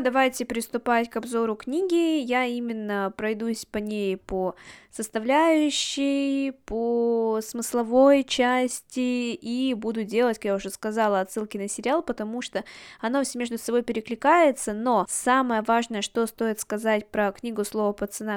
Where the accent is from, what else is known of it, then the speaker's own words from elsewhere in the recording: Yekaterinburg, Sverdlovsk Oblast, Russia; Я родилась и выросла в Екатеринбурге